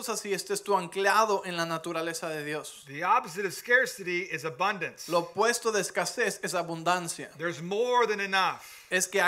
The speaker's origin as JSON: {"language": "English", "region": "California", "country": "United States", "said": "yes, I am from California"}